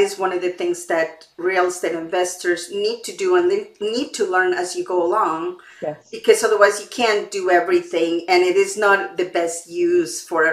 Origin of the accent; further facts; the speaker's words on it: Mexico; now in Canada; I was born in Mexico and I grew up there. The environment is completely different now that I live in Canada.